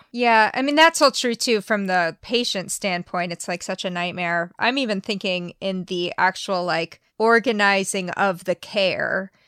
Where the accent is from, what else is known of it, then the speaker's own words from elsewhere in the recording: United States; as an American